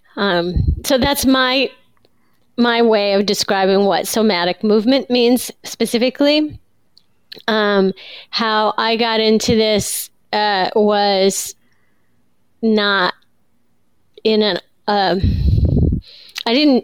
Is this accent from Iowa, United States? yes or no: yes; Iowa, United States; I grew up in Iowa